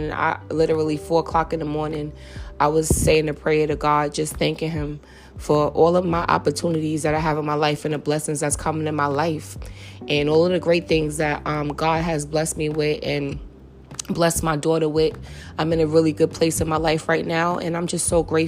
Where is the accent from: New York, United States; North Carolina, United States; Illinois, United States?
New York, United States; New York City; I grew up in St. Nick Projects